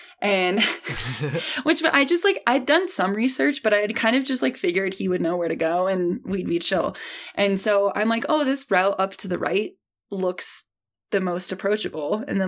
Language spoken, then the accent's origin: English; Midwest, United States; I grew up in the Midwest.